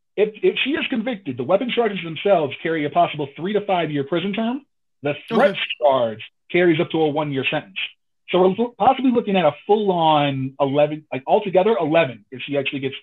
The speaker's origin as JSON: {"language": "English", "region": "New Jersey", "country": "United States", "tie": "born or raised there", "moved": "yes", "said": "my home state of New Jersey. Kingsburg, to be exact. That's like not even like 20, 30 minutes from like where I used to live."}